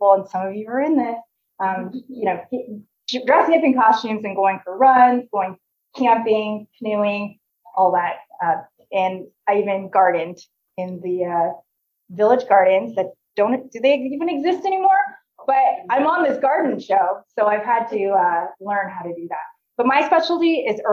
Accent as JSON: {"language": "English", "country": "Canada", "also_born_or_lived": "Indiana, United States", "moved": "as an adult", "lives_now": "Nebraska, United States", "said": "I came from Canada"}